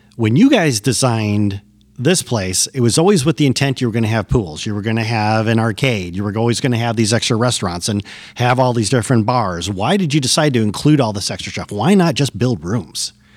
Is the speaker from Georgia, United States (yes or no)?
no; Michigan, United States; moved away; After twenty years, I've returned to my native Michigan